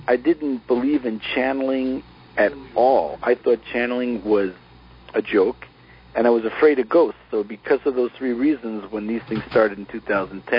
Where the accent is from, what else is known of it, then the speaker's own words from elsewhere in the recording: East Coast, United States; moved away as an adult; I grew up in the East Coast